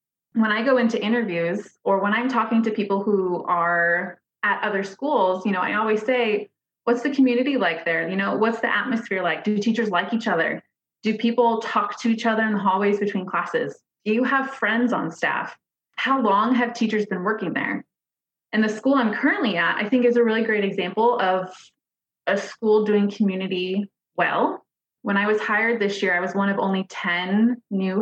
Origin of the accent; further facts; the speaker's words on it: Nebraska, United States; moved away as an adult; also born or lived in Seattle / Bellevue; I grew up in Nebraska. I went to university there